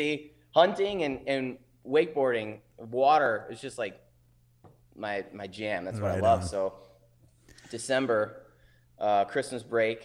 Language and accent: English; Wisconsin, United States; I grew up up here in Wisconsin, water skiing, barefooting